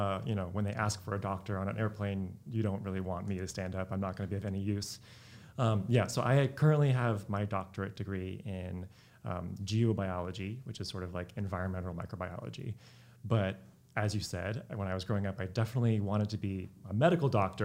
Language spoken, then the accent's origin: English; Sacramento, California, United States; also born or lived in Bay Area, California; I grew up in Sacramento, California, although I was actually born in the Bay Area.